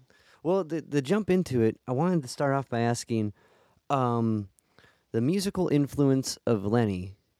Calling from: Cleveland, Ohio, United States; I'm calling from Cleveland.

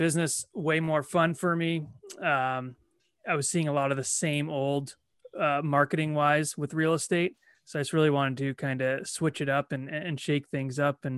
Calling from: Toronto, Ontario, Canada

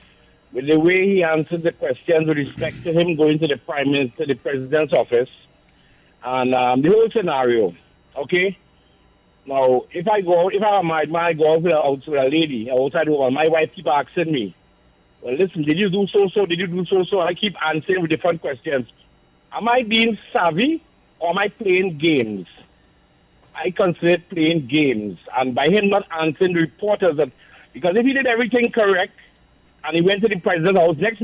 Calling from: Far Rockaway, New York, United States; Far Rockaway.

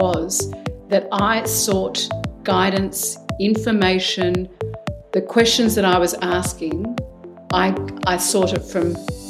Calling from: Melbourne, Victoria, Australia; From Melbourne, Australia. So I'm in your future, Mark.

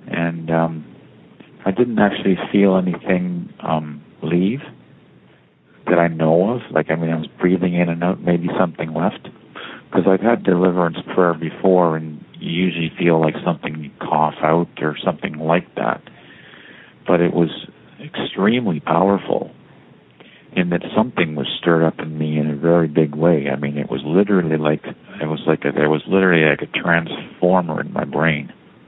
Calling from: Toronto, Ontario, Canada; I'm calling from Toronto.

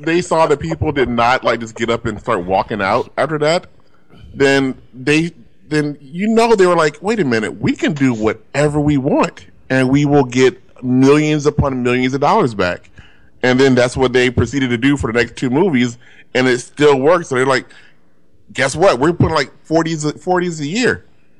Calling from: Glendale, California, United States; I'm calling from Glendale, California.

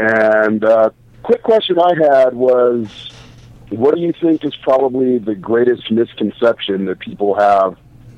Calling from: Los Angeles, California, United States; calling from Canoga Park.

